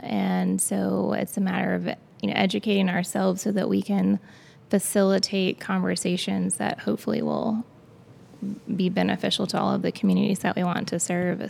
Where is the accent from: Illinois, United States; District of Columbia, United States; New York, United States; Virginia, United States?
Virginia, United States; Danville; my hometown of the city of Danville and Pennsylvania County specifically, um, which is a large part of the region that I now serve